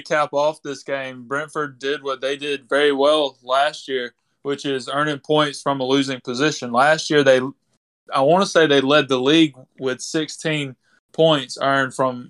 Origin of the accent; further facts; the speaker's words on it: United States; Love it as an American.